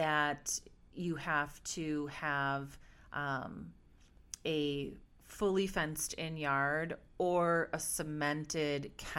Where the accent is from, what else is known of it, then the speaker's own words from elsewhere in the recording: Milwaukee, Wisconsin, United States; so I'm from Milwaukee, Wisconsin